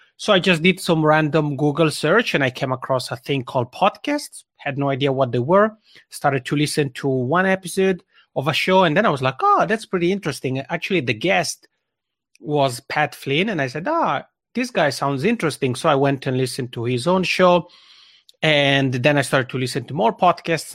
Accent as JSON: {"language": "English", "area": "Italian-speaking part of Switzerland", "region": "Italian-speaking Switzerland", "country": "Switzerland", "first_language": "Italian", "second_language": "English", "moved": "as an adult", "lives_now": "Helsinki, Finland", "said": "I'm already originally from the Italian speaking part of Switzerland, and that's where this funny accent comes from because Italian is my mother tongue. But I've been living here in Helsinki, Finland for almost eight years."}